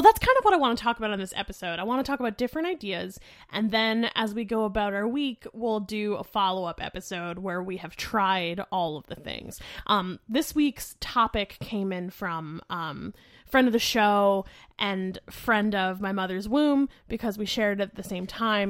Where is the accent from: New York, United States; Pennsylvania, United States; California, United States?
Pennsylvania, United States; Lehigh Valley; So, I grew up in Lehigh Valley, which is, like, maybe a two-hour drive from Philly